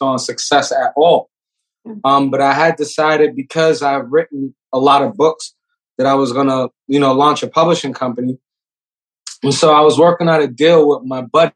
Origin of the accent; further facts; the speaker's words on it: New York City, New York, United States; I'm from New York City